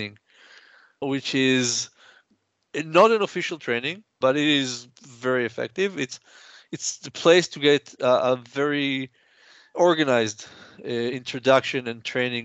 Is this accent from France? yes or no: no; Israel; I'm from Israel.